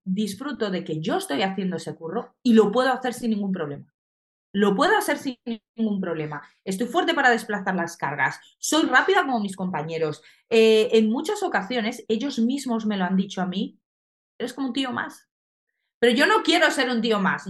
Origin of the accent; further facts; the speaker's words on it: Colombia; now in Spain; nací en Colombia, entonces en Colombia el patinaje es algo muy grande